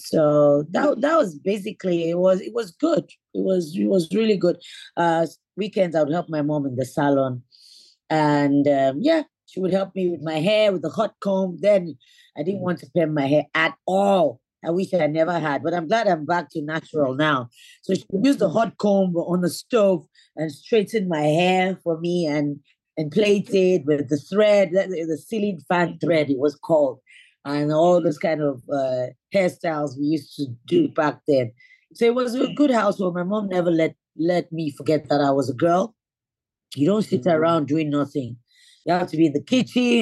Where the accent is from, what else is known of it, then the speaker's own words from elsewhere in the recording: Lagos, Nigeria; I was born in Lagos State, mm-hmm. So I'm a Lagosian, Surulere. I remember our first home was in Surulere